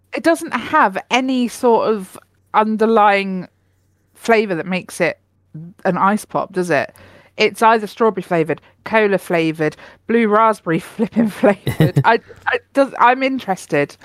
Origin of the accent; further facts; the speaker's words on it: United Kingdom; I'm too British